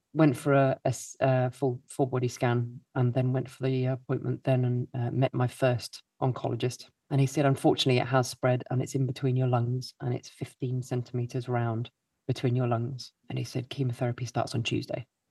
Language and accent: English; Milton Keynes, South East England, United Kingdom; I grew up in Milton Keynes. Someone's got to come from Milton Keynes. That's me.